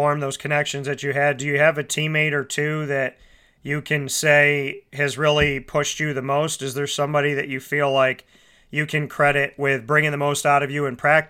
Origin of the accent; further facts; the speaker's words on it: Syracuse, New York, United States; I'm from Syracuse, New York. Central and upstate New York means a lot to me.